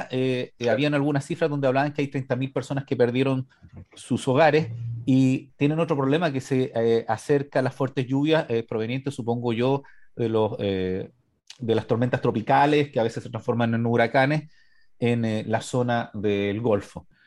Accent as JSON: {"language": "Spanish", "country": "Chile", "said": "Somos de Chile"}